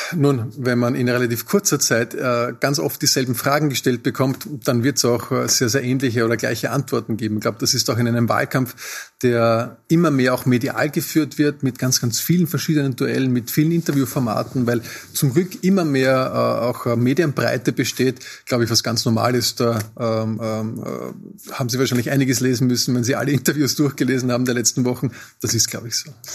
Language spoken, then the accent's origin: German; Austria; Wir als Österreicher